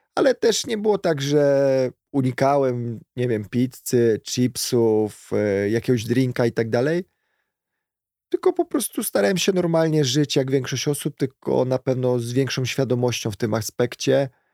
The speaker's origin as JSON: {"language": "Polish", "town": "Kielce", "region": "Świętokrzyskie Voivodeship", "country": "Poland", "tie": "born or raised there", "said": "w pobliżu miejsca zamieszkania mieliśmy niedaleko tutaj zalew w Kielcach"}